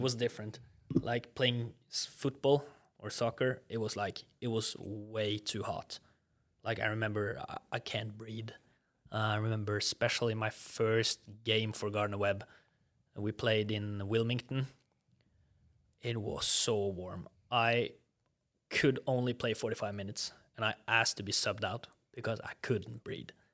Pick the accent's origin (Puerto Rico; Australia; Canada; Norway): Norway; accent: Norwegian; English is a second language; moved away as an adult; also born or lived in Southern United States; I still have a pretty strong Norwegian accent